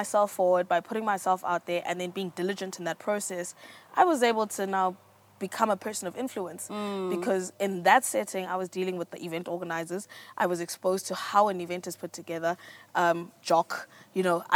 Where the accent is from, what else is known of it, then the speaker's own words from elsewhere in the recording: Johannesburg, Gauteng, South Africa; also born or lived in Pretoria; I was born in 91 in Joburg, raised by divorced parents